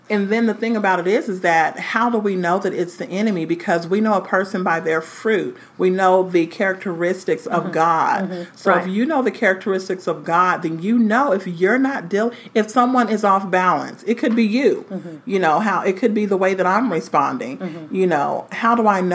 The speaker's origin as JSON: {"language": "English", "town": "Los Angeles", "region": "California", "country": "United States", "said": "I'm coming from Los Angeles, California, and now I'm not here just to work."}